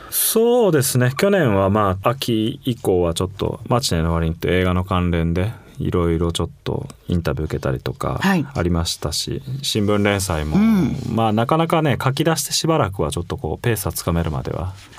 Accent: Fukuoka, Japan; born or raised there

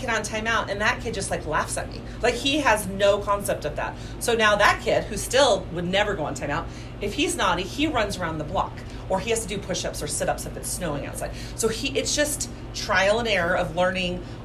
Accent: Santa Barbara, California, United States; moved away as an adult; also born or lived in Arizona; now in Salt Lake City, United States; I was born and raised in Santa Barbara

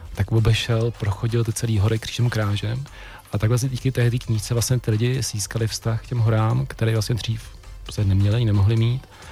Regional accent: Jablonec nad Nisou, Liberec Region, Czechia; moved away as an adult; also born or lived in Serbia / Prague; já jsem z Jablonce

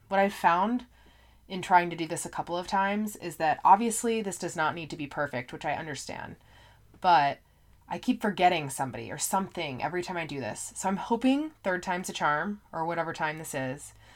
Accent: Indiana, United States; also born or lived in Colorado; I am from Indiana, so a lot of my friends in high school went to I U, Purdue

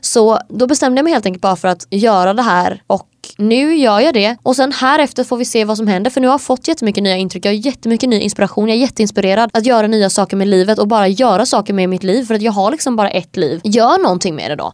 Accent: Sweden; moved away as an adult; now in Hungary; jag är uppväxt där och Sverige har liksom format vem jag är

